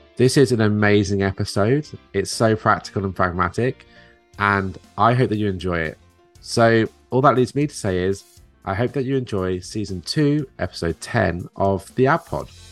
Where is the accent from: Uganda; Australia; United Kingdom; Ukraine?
United Kingdom; now in New Jersey, United States; me being a Brit here